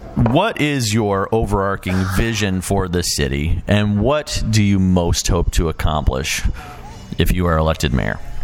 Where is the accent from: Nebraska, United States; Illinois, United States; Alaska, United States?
Illinois, United States; Chicago; moved away; I grew up around Chicago